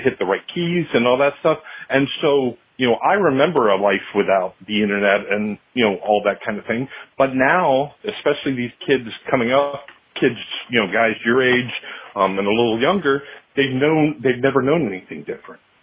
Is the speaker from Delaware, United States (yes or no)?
yes; Selbyville, Delaware, United States; I grew up in Selbyville